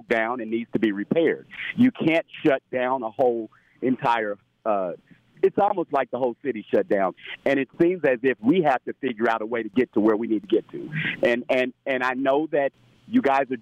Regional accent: Indianapolis, Indiana, United States; also born or lived in California; I'm from Indianapolis, but I've lived in California before

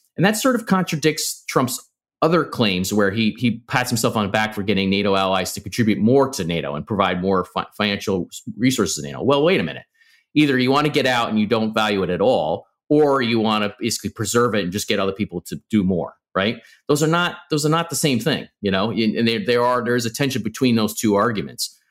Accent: New York, United States; since I was a kid, you know, I'm, I'm a New Yorker

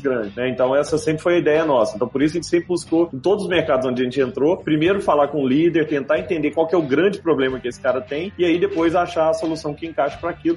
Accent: Brazil; moved away; also born or lived in Rio de Janeiro / Belo Horizonte; Sou do interior, minha família é toda do interior

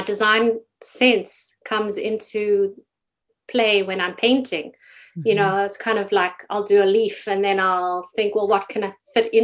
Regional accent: South Africa; moved away as an adult; now in Toronto, Canada; growing up in South Africa

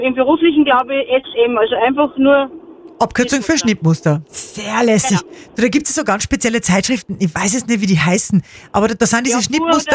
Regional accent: Upper Austria, Austria; bei uns in Oberösterreich

